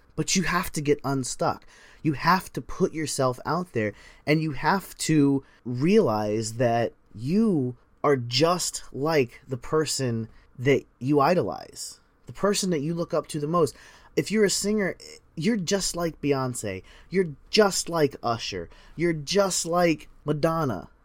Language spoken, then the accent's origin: English; United States; I'm an American, so we call it soccer